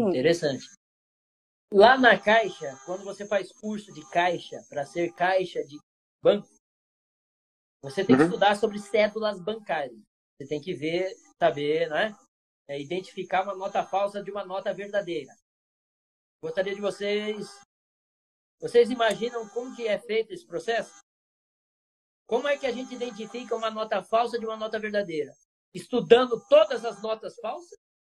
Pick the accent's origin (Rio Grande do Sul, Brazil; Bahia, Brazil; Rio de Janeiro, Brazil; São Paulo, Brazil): São Paulo, Brazil; Bauru; moved away; Lá em Bauru, interior do estado de São Paulo, de onde eu, eu me criei a maior parte do tempo